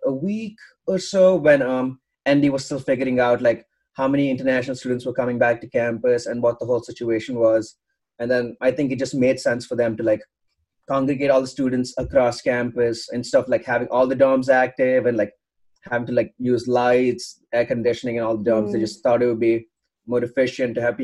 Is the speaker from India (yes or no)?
yes; Bangalore, Karnataka, India; moved away as an adult; now in Notre Dame, United States; So I'm from India. I'm from Bangalore, okay. India.